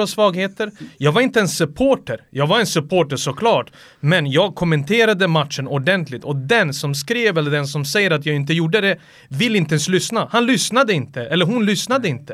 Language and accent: Swedish; Sarajevo, Federation of Bosnia and Herzegovina, Bosnia & Herzegovina; now in Sweden; jag bodde hos morföräldrarna i Sarajevo